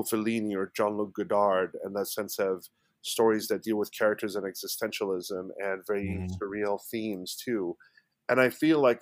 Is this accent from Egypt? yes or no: yes; Egypt; now in United States; I'm originally from Egypt, born and raised. I've been in the States for about close to 20 years now